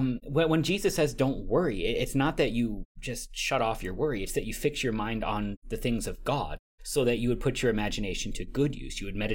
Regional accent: San Antonio, Texas, United States; from San Antonio, Texas.

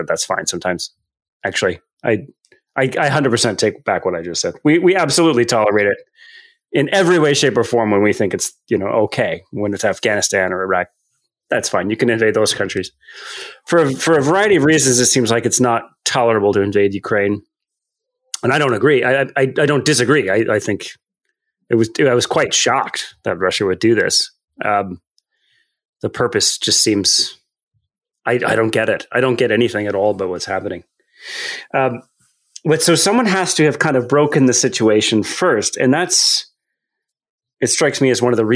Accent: Canada; also born or lived in United States; I'm a Canadian

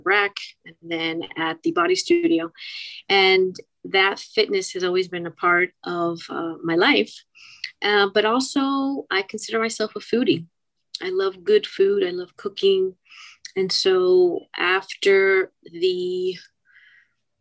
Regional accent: Miami, Florida, United States; also born or lived in Key Biscayne, Florida; I'm one of the few Miami natives, born and raised, Doctor's Hospital, 1969

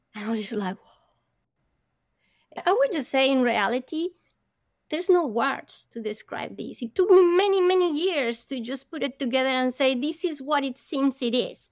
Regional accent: Bogota, Bogotá Capital District, Colombia; I am from Colombia, I come from hot weather country, but Bogota is very high up in the Andes

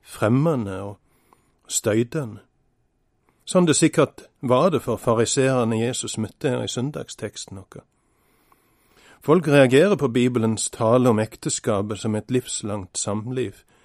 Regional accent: Norway; Bestemor mi bodde i andre etasje hjemme på Vatland da jeg var liten.

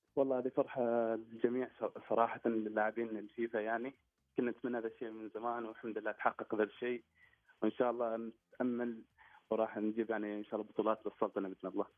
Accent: Oman; also born or lived in Qatar; مسجل اني انا في قطر واني عماني

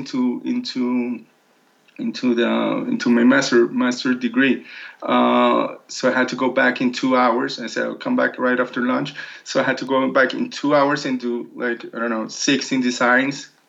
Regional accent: Colombia; moved away as an adult; also born or lived in Milan / Paris; I'm from Colombia

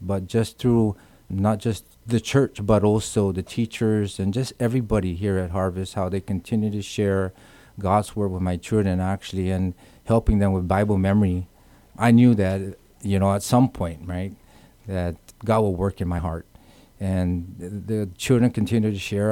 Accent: Guam; moved away; also born or lived in California; born and raised in Guam

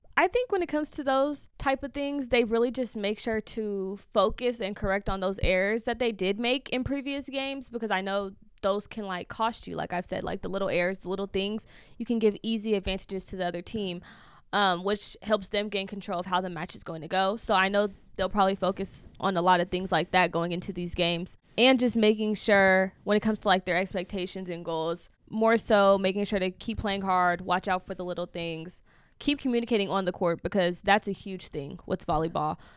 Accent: Bay Area, California, United States; I'm from the Bay Area

